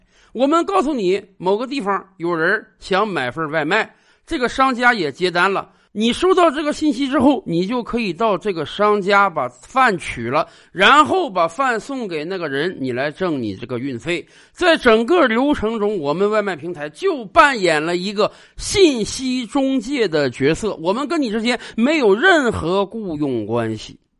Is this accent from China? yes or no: yes; China; 我们中国人